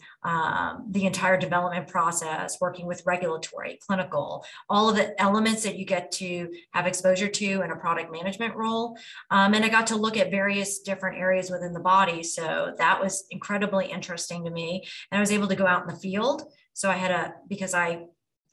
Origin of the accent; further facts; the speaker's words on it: United States; moved away as an adult; also born or lived in New Jersey; now in Atlanta, United States; I'm in Atlanta now, but at the time I grew up in New York and New Jersey